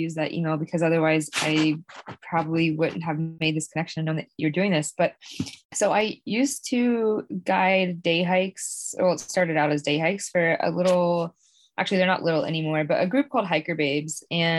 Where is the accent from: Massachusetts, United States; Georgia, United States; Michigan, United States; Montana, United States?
Georgia, United States; Yes, I am from Georgia. But right now I live in Maine in the winter, and then I live in Virginia in the summer.